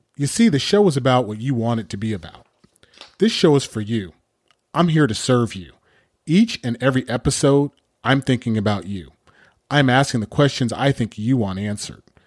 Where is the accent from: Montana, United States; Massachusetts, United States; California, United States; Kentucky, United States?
California, United States; Pasadena; also born or lived in Berkeley, California; I'm a native Californian. I grew up in Southern California, Pasadena to be exact